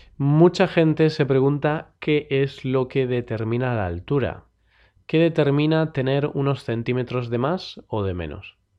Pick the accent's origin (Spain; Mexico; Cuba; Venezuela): Spain; los españoles